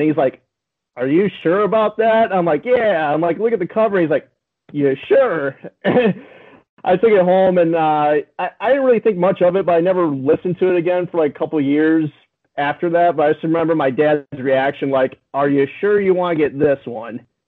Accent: United States; I'm American

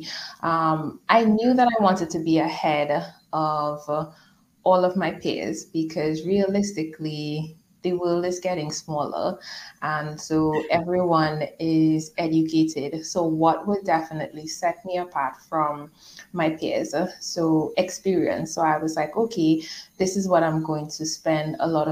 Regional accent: Trinidad & Tobago; moved away as an adult; also born or lived in Dominica; So I was born in Trinidad and Tobago, and then I moved to Dominica with my husband

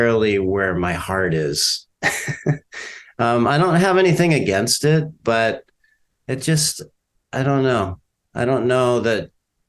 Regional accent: Orange County, Southern California, United States; moved away as an adult; also born or lived in San Francisco, California; now in Durham, North Carolina, United States; I grew up in California. I grew up in Southern California

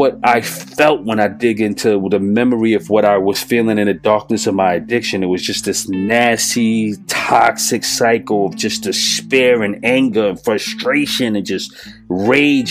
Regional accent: New York City, New York, United States; I'm from New York City

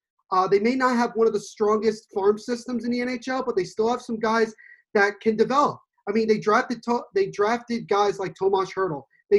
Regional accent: New Jersey, United States; I'm from New Jersey.

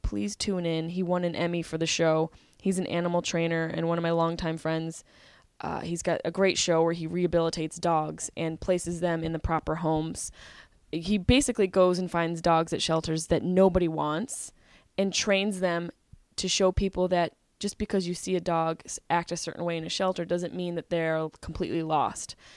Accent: Syracuse, New York, United States; growing up in Syracuse

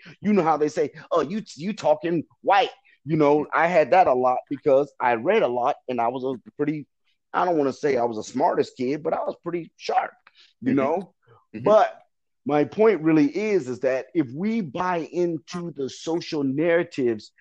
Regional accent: Detroit, Michigan, United States; I'm from Detroit. I graduated from Renaissance

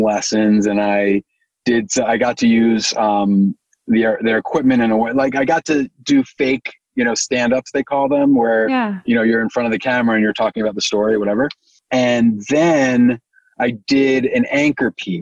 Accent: New York, United States; I grew up in New York

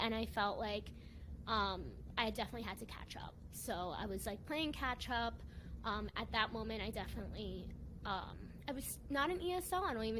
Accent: Commack, New York, United States; also born or lived in Hempstead, New York / Bay Shore, New York; now in Brooklyn, United States; I was born on Long Island, New York. So I am a first-generation Latina in the U.S. I grew up on Long Island almost my whole life, and then now I'm in Brooklyn, like, in my 20s working here.

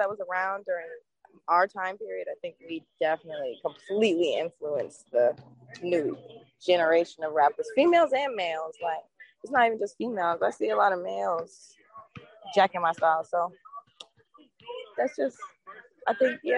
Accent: Atlanta, Georgia, United States; also born or lived in North Carolina; I was born in North Carolina, but I moved to Atlanta when I was 6 months old

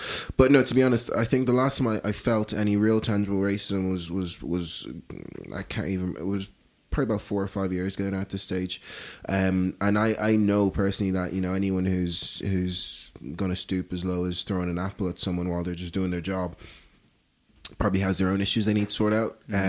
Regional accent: Dublin, Leinster, Ireland; also born or lived in Lagos, Nigeria; if anyone asks me, where are you from? The first thing that comes to mind is Dublin. Not even Ireland, is Dublin. So born in Lagos, made in specifically Dublin.

